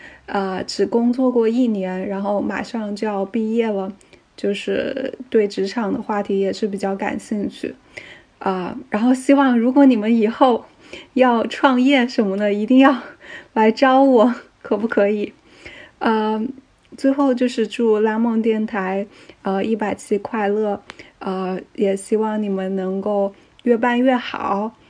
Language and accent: Chinese; Wuhan, Hubei, China; moved away; 我也是武汉人，我已经有三年没有回回国了，没有回武汉了，所以有时候听到你在节目中会说到一些武汉的事情啊，然后说到家里的事情，就是会让我产生一些共鸣吧。还有就是，我们都是在海外的武汉人